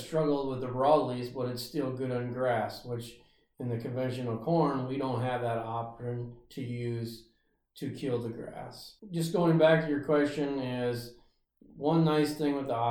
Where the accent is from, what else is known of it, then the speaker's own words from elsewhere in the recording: Ringsted, Iowa, United States; also born or lived in Brookings, South Dakota / Rake, Iowa; I grew up around Ringsted, Iowa